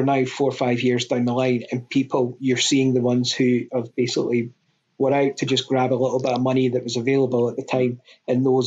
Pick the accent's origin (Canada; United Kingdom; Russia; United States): United Kingdom; Scotland; I'm Scottish.